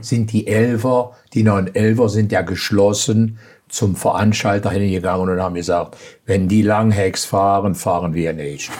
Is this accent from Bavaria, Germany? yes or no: no; Aachen, North Rhine-Westphalia, Germany; Ich bin aus Aachen.